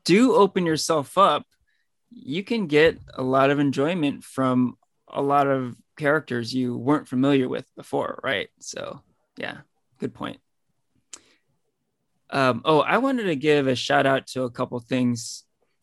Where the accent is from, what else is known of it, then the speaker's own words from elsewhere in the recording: Danville, California, United States; I grew up in Danville, which is basically right next to San Ramon